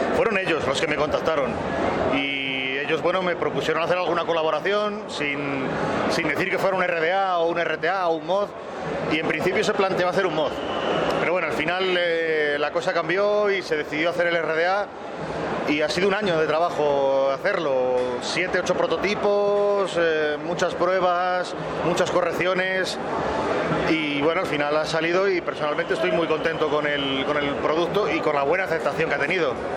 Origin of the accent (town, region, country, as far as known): Spain